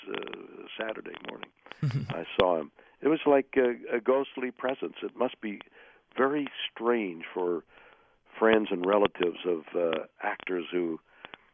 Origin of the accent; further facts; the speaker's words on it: Montreal, Quebec, Canada; moved away as an adult; now in United States; I'm Canadian, and I'd been acting all my life in amateur theater in Montreal from a very young age on